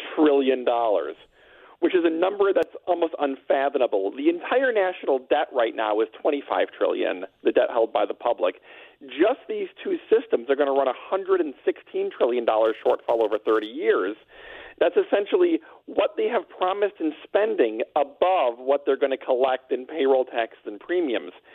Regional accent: Wisconsin, United States; I'm from Wisconsin

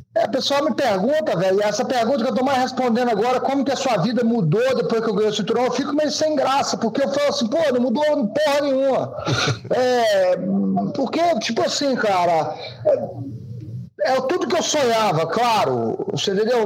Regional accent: Governador Valadares, Minas Gerais, Brazil; moved away as an adult; eu fiquei só no Sobral, né, cara, em Valadares, na verdade, nunca tinha saído dessa, daquela região

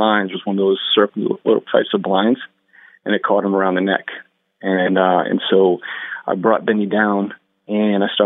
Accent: Northern New Jersey, United States; I was Irish Catholic growing up in Northern New Jersey.

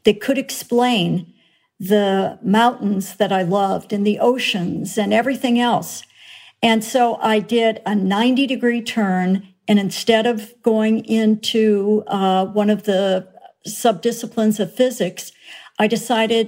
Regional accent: Minnesota, United States; I grew up in Minnesota

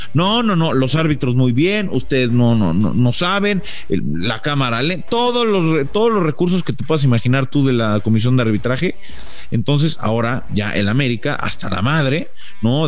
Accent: Mexico; como mexicano

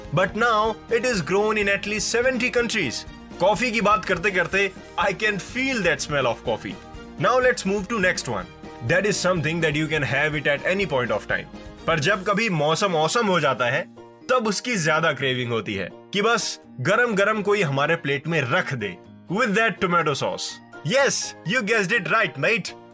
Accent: India

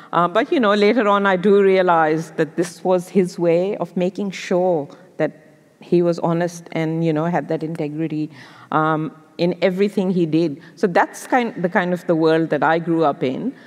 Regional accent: Lahore, Punjab, Pakistan; English is a second language; moved away as an adult; now in Australia; growing up in Pakistan

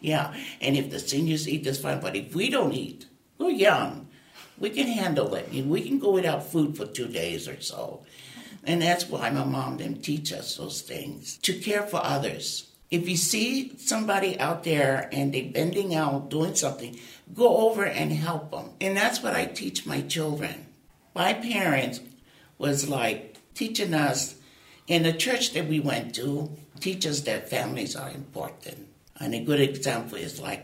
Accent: Oahu, Hawaii, United States; I was born and raised in Hawaii on the island of Oahu.

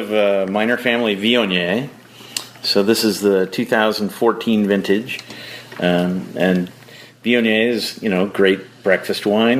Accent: Chicago, Illinois, United States; moved away; I grew up in Illinois, basically the Chicago area.

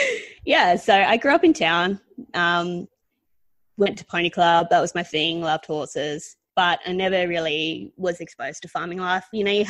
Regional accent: Northam, Western Australia, Australia; I grew up in the Wheatbelt town of Northam

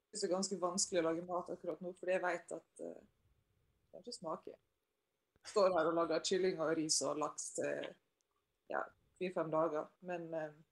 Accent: Sunnmøre, Møre og Romsdal, Norway; jeg er sunnmøring sjøl

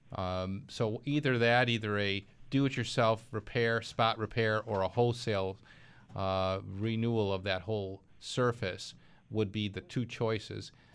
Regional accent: Clarence, New York, United States; my hometown. That's Clarence, New York

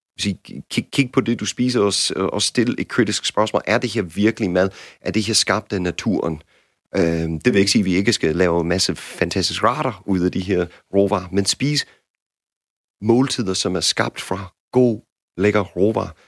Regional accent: United States; Danish is a second language; now in Denmark; som amerikaner

